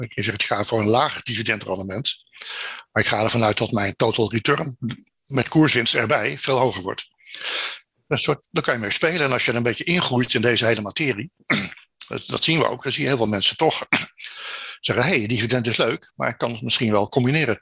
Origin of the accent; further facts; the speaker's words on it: Netherlands; als Nederlanders